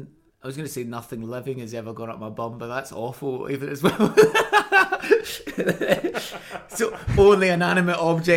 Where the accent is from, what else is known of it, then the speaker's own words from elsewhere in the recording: Scotland, United Kingdom; accent: Glaswegian / Edinburgh-like Scottish; Scottish people always say my accent sounds more Edinburgh-like